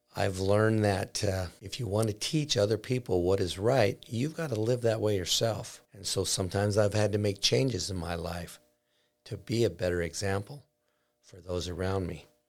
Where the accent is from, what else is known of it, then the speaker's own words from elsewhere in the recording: Basin City, Washington, United States; my life growing up in Basin City. I grew up on a farm close to Ringgold, which is down by the Columbia River